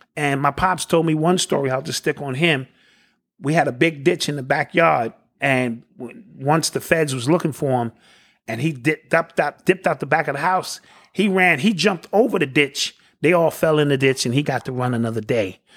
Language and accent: English; New York, United States; I'm born and raised in New York